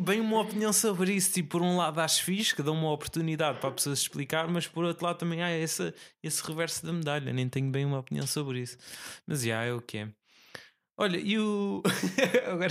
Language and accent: Portuguese; Tomar, Centro, Portugal; moved away; na minha terra natal, em Tomar